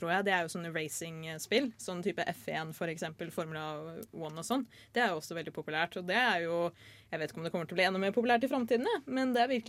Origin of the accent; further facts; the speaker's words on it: Bosnia & Herzegovina; Norwegian is a second language; now in Norway; Jeg er en flyktning fra Bosnia-Hercegovina. Jeg kom til Norge for lenge siden. Jeg snakket ikke norsk